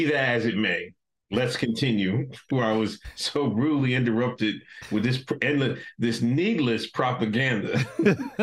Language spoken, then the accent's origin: English; Exton, Pennsylvania, United States; You put respect on my hometown. I don't care if you just see two stop signs.